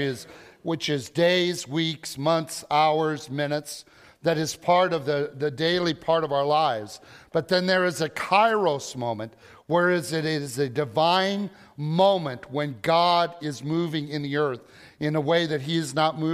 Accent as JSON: {"language": "English", "region": "Illinois", "country": "United States", "said": "We are from Illinois, and we have been diehard Cubs fans for generations"}